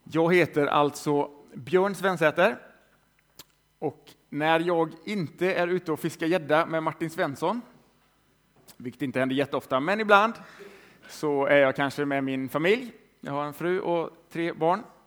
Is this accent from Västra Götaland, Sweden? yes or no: yes; Västergötland, Västra Götaland, Sweden; moved away as an adult; also born or lived in Lund / Tranemo; jag är född i Västergötland, har bott i Lund i 15 år